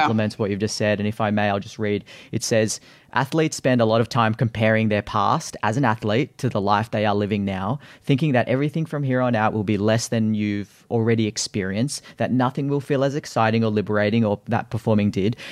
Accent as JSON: {"language": "English", "country": "Australia", "tie": "born or raised there", "said": "as an Aussie kid growing up, uh, we had swimming school"}